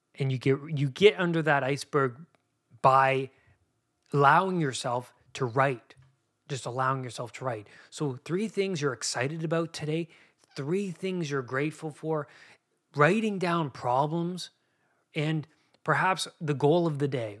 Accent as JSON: {"language": "English", "country": "Canada", "tie": "born or raised there", "said": "I grew up in Canada"}